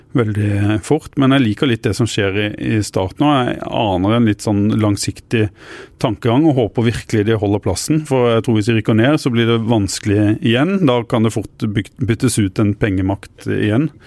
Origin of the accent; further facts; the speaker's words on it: Arendal, Agder, Norway; Jeg kommer jo fra Arendal